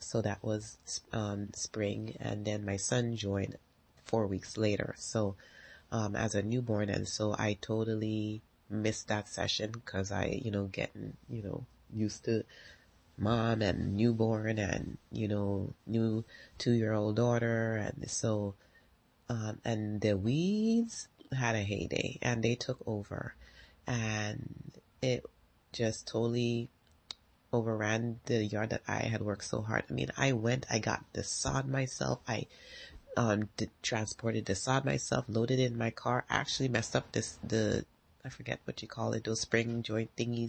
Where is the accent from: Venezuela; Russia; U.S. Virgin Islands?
U.S. Virgin Islands; now in United States; And so it's great because I'm from the Virgin Islands, and what I always loved is driving and just seeing the water.